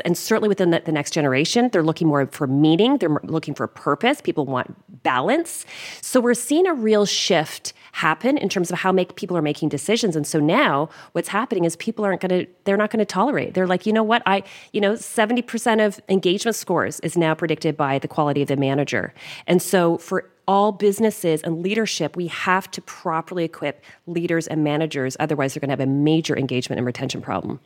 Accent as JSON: {"language": "English", "country": "Canada", "accent": "Canadian", "said": "my Canadian accent"}